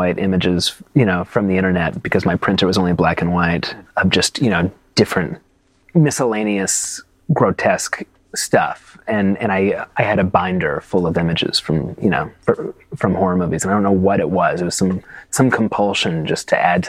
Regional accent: Santa Fe, New Mexico, United States; also born or lived in New York; I was born in New York, but I grew up in New Mexico primarily. That's where I spent my adolescence, in Santa Fe, New Mexico

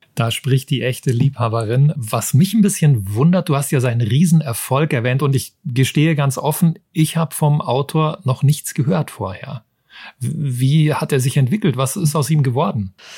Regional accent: Germany; bei uns in Deutschland

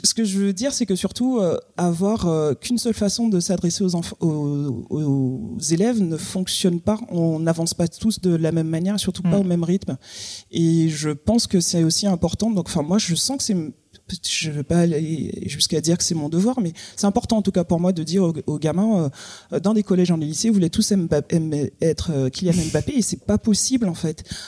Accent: Guadeloupe; moved away as an adult; quand je suis partie de la Guadeloupe à 18 ans

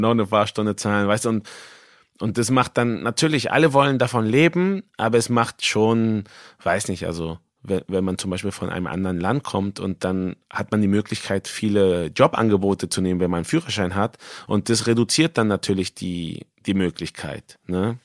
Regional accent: Mexico; moved away as an adult; now in Germany; als äh, Mexikaner

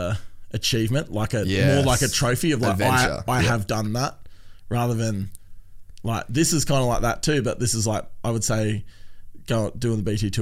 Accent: Tasmania, Australia; now in Brisbane, Australia; I'm from Tassie

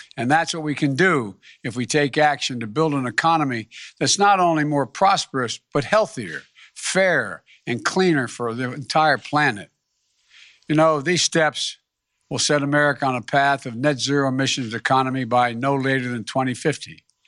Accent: United States; I'm an American

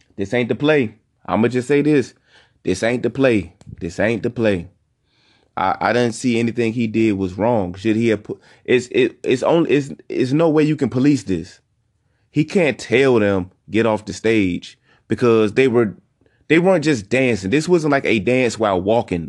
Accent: Southeast Virginia, United States; I'm only from Southeast Virginia. I'm from the seven five seven.

